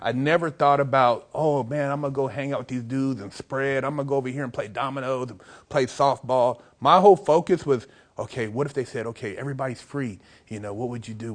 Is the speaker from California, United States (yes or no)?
yes; Sacramento, California, United States; now in Los Angeles, United States; I'm in L.A., but I'm from Sacramento originally.